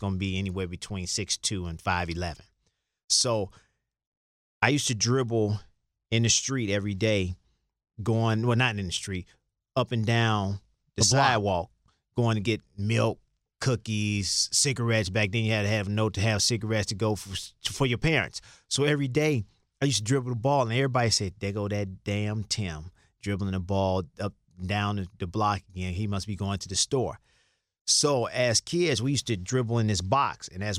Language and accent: English; Chicago, Illinois, United States; growing up in Chicago